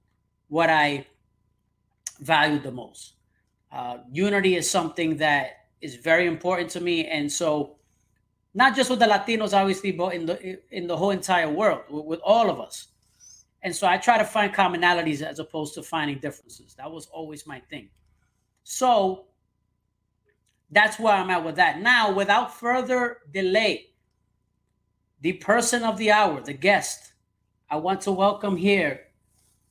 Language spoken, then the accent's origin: English; New York City, New York, United States; growing up in New York City